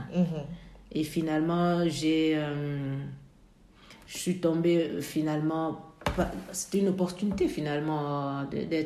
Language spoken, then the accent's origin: French; Côte d’Ivoire; Alors, moi, je venais de la Côte d'Ivoire